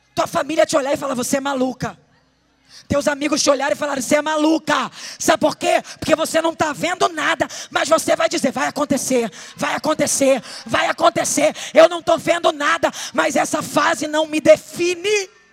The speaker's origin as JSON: {"language": "Portuguese", "town": "Duque de Caxias", "region": "Rio de Janeiro", "country": "Brazil", "said": "Eu não sou carioca da Gema, eu sou da Clara, mas eu sou carioca também"}